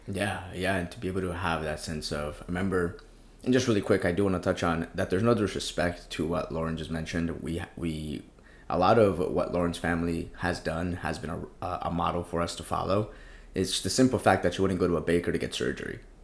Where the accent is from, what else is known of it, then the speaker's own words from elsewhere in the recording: Colombia; now in United States; I grew up in Colombia, came into the States